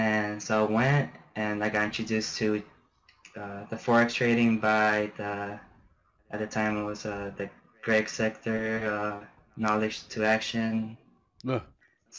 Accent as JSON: {"language": "English", "region": "Florida", "country": "United States", "tie": "born or raised there", "also_born_or_lived": "Germany / Honduras / Kuwait", "moved": "as an adult", "lives_now": "Afghanistan", "said": "I was born and raised in Florida"}